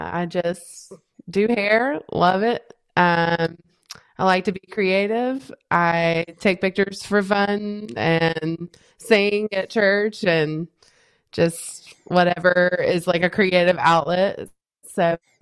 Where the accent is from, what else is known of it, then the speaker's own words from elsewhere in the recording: Lancaster, South Carolina, United States; I am from South Carolina. Little town called Lancaster